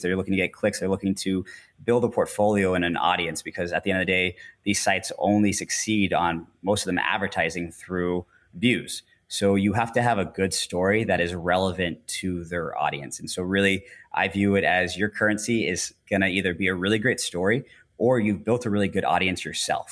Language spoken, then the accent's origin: English; Orlando, Florida, United States; moved away as an adult; also born or lived in Asia; I grew up in Orlando